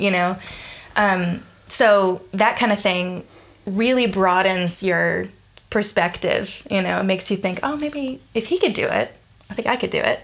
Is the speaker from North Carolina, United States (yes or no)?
no; Atlanta, Georgia, United States; moved away as an adult; also born or lived in Denton, Texas / Austin, Texas; now in Melbourne, Australia; I was born in Atlanta, Georgia, in the U.S.